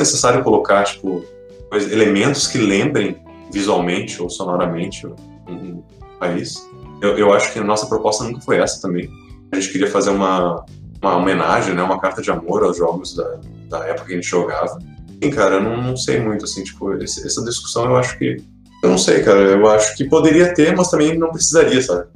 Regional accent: Brazil; a nossa infância coletiva como brasileiros, assim, de quem é cresceu na década de 90

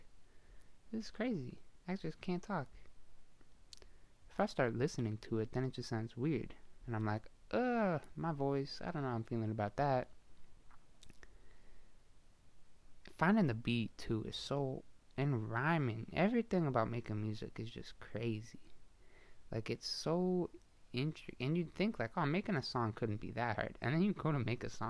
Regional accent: Canada; I'm from Canada

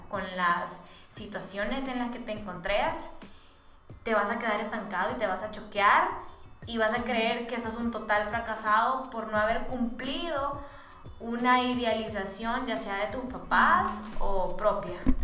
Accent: San Miguel, El Salvador; moved away; nosotros somos de San Miguel

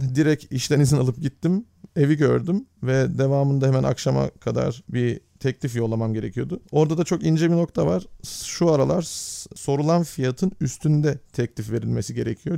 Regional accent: Turkey; now in Netherlands; bir Türk olarak Hollanda'da

